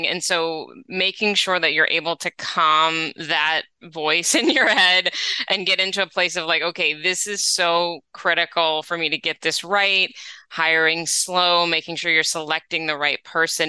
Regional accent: New England, United States; now in Los Angeles, United States; I grew up in New England, so the fall, I miss it when I'm in LA.

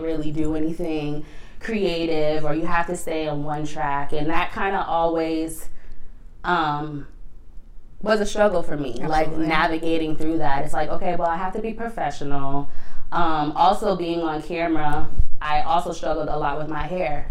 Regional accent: Boston, Massachusetts, United States; I am born and raised in Boston.

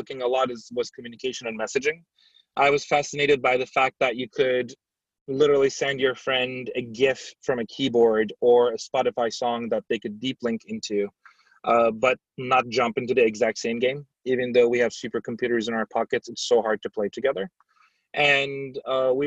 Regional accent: Turkey; moved away as an adult; also born or lived in San Francisco, United States; now in United States; I grew up in Turkey.

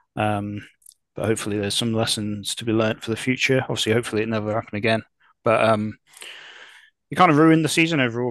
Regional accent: Telford, West Midlands, United Kingdom; now in Cardiff, United Kingdom; I grew up in Telford, which is in Shropshire.

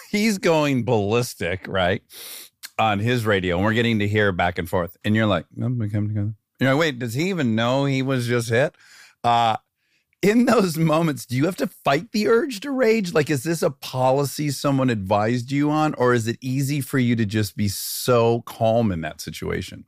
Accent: Detroit, Michigan, United States; I grew up in Detroit, Michigan

